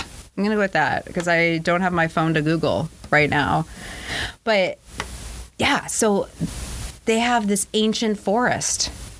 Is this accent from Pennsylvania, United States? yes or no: no; California, United States; moved away; when I grew up in California, we didn't even have air conditioning.